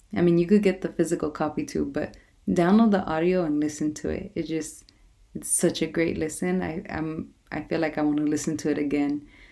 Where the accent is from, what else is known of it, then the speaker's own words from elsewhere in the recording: Los Angeles, California, United States; moved away; my hometown of Watts